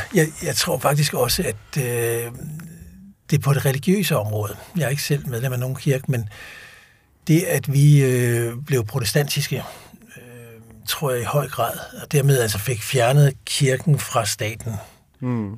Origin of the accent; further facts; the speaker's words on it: Denmark; et fast udtryk, vi bruger ikke som danskere